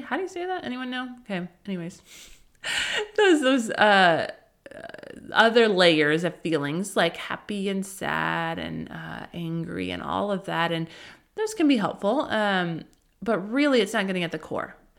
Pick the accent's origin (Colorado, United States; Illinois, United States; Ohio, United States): Colorado, United States; now in Southern California, United States; I grew up in Colorado